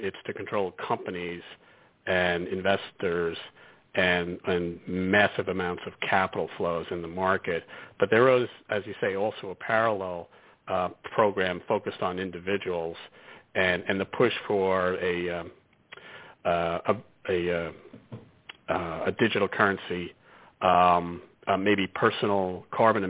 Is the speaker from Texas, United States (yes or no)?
no; New York City, New York, United States; we're from Brooklyn originally